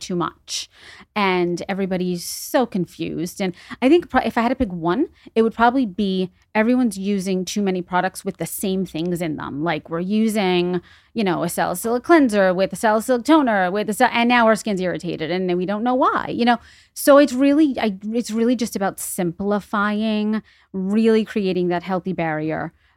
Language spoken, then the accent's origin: English; New York City, New York, United States; moved away as an adult; also born or lived in Los Angeles; now in Greenwich, United States; I am from the Bronx originally, born and raised twenty-five years, lived in Los Angeles for ten years